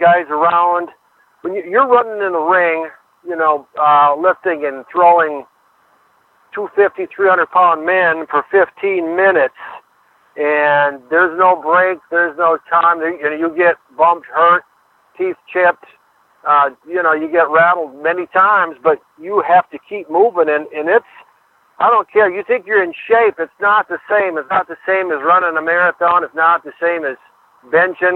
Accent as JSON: {"language": "English", "town": "Urbank", "region": "Minnesota", "country": "United States", "tie": "born or raised there", "also_born_or_lived": "Alexandria, Minnesota / Parkers Prairie, Minnesota", "moved": "as an adult", "said": "I grew up around Alexandria"}